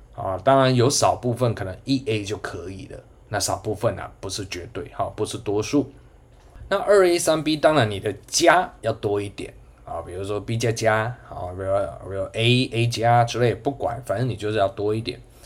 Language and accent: Chinese; Changhua, Changhua County, Taiwan; moved away as an adult; also born or lived in New Taipei (Banqiao); now in Taichung, Taiwan; 我彰化人。啊，我的学生应该都知道啦，我以我的家乡为荣